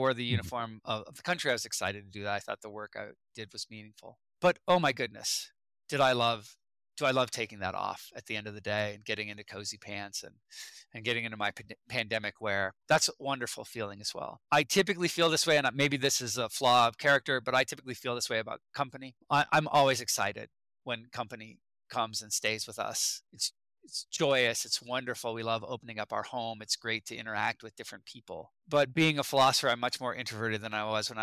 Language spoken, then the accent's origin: English; United States; as an American